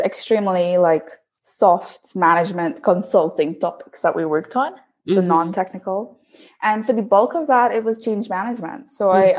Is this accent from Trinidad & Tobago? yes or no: yes; Trinidad & Tobago; moved away as an adult; now in Netherlands; I'm from Trinidad and Tobago, uh, and I did my bachelor's there in chemical engineering